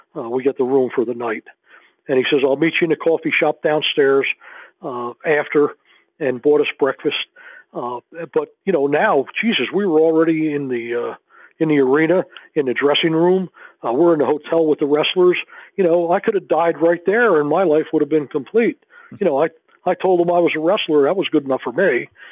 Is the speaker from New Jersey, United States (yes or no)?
yes; New Jersey, United States; moved away as an adult; also born or lived in Missouri; I'm I'm from New Jersey.